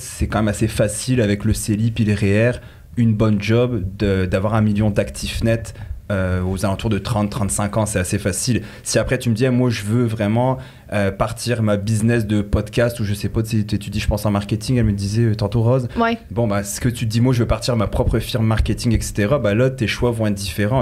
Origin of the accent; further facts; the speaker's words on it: France; accent: French; moved away as an adult; also born or lived in Quebec, Canada; now in Canada; j'ai un petit accent euh, français pour ceux qui ne l'entendent pas. Donc j'ai vécu 18 ans en France, je suis arrivé ici